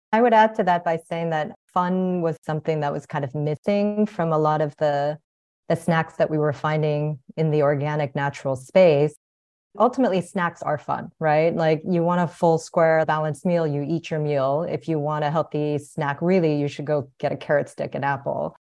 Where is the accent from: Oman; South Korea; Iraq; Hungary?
South Korea; moved away; also born or lived in United States / Guatemala; I was born in Korea, came to the United States, but lived abroad.